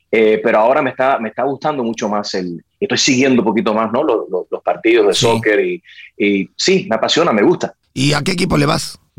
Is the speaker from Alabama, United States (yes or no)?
no; Miami, Florida, United States; soy eh, criado en, Miami.